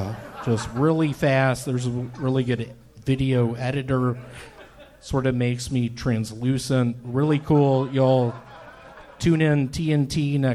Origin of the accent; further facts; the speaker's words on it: Memphis, Tennessee, United States; I'm from Memphis.